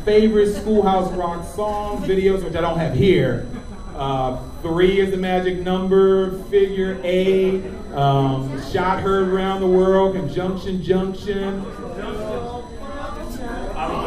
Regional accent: Baltimore, Maryland, United States; I'm from Baltimore, Maryland

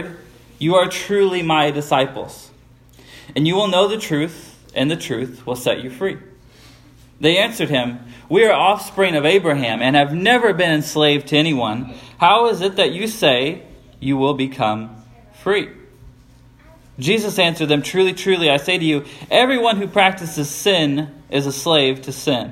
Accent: United States; we, as Americans

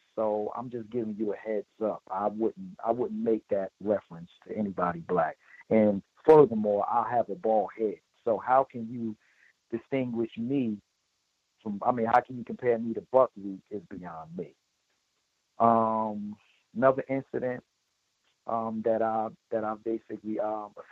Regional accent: Newark, New Jersey, United States; I'm from Newark, New Jersey

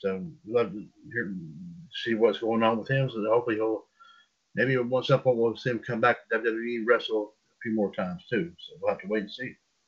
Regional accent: Winnipeg, Manitoba, Canada; It's exciting to end this off in my home country of Canada.

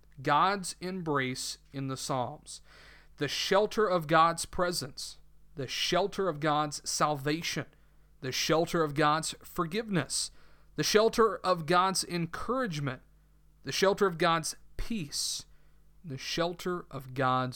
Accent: the South, United States; accent: southern; my southern accent that I am not I'm not one who hides his accent

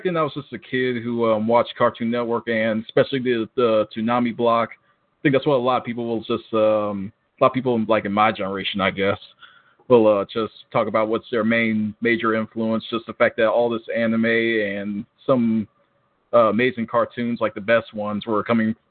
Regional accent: Augusta, Georgia, United States; moved away as an adult; now in Atlanta, United States; I'm originally from Augusta, Georgia

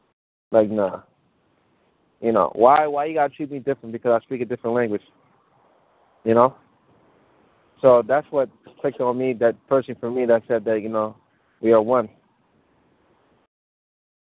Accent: United States; first language Mandinka; English is a second language; also born or lived in Mali; I was born in Africa, right? When I was born in Africa, I was raised here

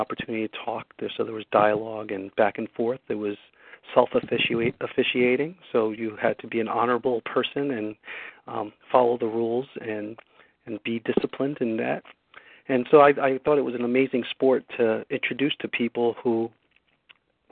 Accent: Newark, New Jersey, United States; I grew up in Newark, New Jersey. I was a product of the inner city

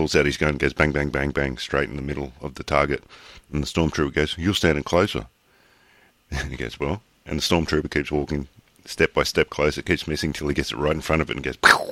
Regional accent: New South Wales, Australia; accent: Aussie; I'm Aussie

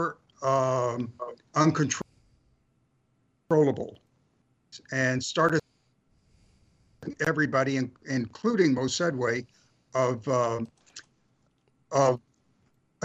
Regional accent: California, United States; also born or lived in Jacksonville, Florida; I came to California from Jacksonville, Florida in October of 1952

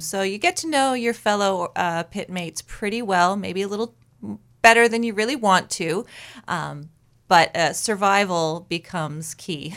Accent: Rhode Island, United States; moved away as an adult; now in Maine, United States; I grew up in Rhode Island

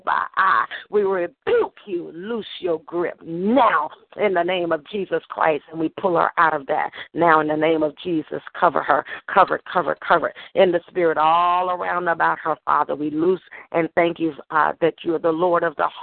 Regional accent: Arkansas, United States; born or raised there

